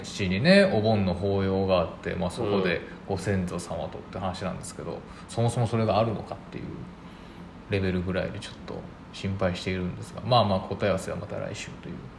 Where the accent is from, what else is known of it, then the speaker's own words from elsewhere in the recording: Nagoya, Aichi, Japan; now in Kyoto, Japan; 地元の名古屋が